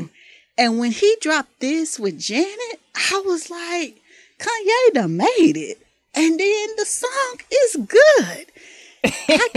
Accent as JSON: {"language": "English", "region": "Mississippi", "country": "United States", "said": "I'm from the South. I'm from Mississippi"}